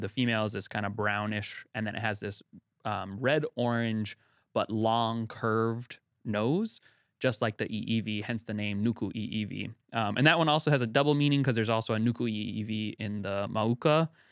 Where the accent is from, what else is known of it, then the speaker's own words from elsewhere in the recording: Utah, United States; now in Hawaii, United States; I, I grew up in Utah, um, kind of away from Hawaii, um, but my family was here